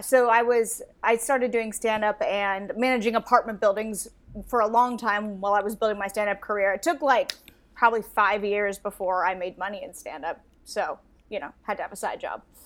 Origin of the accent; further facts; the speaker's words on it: Astoria, Oregon, United States; also born or lived in Warrenton, Oregon; I grew up in a super small town in Oregon